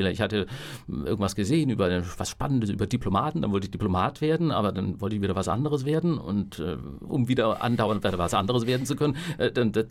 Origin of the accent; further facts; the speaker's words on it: Southern Germany, Germany; ich komme ja aus dem Süddeutschen und da, da sprach man halt so ein bisschen aus einer süddeutschen Kleinstadt